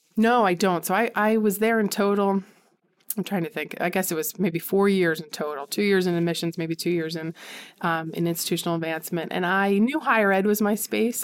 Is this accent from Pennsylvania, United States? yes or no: yes; Conshohocken, Pennsylvania, United States; I grew up in Conshohocken, small, well, it's not a small, well, it's a decent sized suburb outside of Philadelphia.